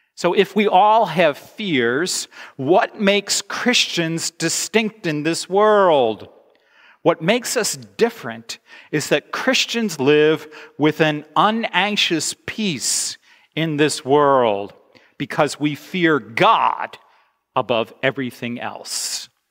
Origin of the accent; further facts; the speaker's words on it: United States; moved away; I am an American